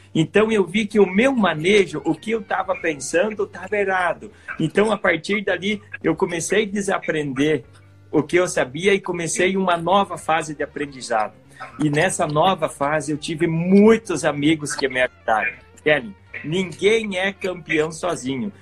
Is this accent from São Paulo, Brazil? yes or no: no; Santa Catarina, Brazil; eu nasci em Santa Catarina